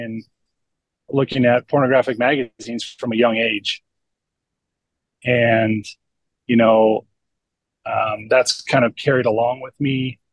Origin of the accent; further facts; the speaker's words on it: California, United States; I grew up in California